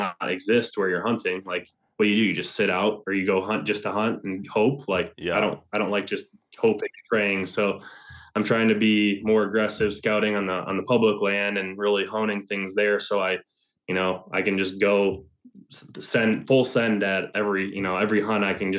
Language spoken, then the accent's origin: English; Ohio, United States; which was here in my home state of Ohio.